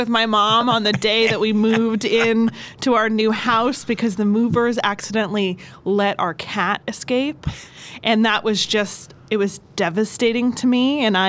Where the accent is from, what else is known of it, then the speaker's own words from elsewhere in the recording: Lackawanna County, Pennsylvania, United States; also born or lived in Baltimore, Maryland; I was not born in Lackawanna County, but I was raised. I was born outside of Baltimore.